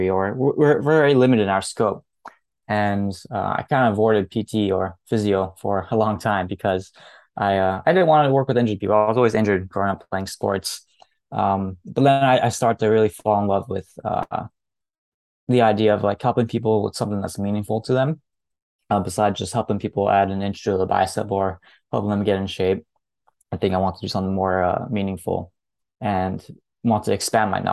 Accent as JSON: {"language": "English", "region": "New Jersey", "country": "United States", "tie": "born or raised there", "said": "I grew up in New Jersey, so I'm a New Jersey resident."}